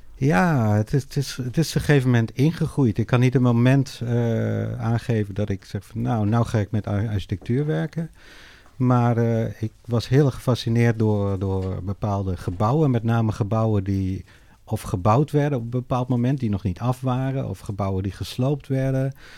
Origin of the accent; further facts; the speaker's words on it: Netherlands; ik ben opgegroeid in Nederland